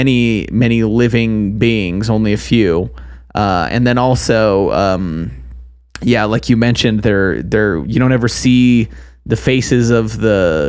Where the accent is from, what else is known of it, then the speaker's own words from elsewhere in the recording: Utah, United States; I grew up in Utah, but I also still live in Utah, yes. And I have family in Idaho.